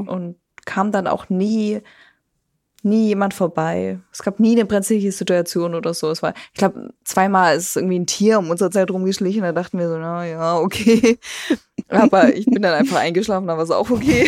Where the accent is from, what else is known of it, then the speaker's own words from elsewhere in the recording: Germany; was man so macht als Deutscher